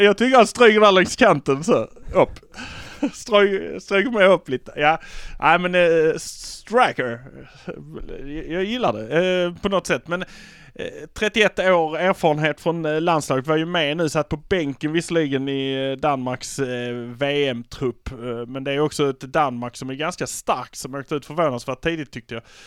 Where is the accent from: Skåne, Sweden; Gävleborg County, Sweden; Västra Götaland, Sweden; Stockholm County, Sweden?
Skåne, Sweden; Malmö; vi är från Malmö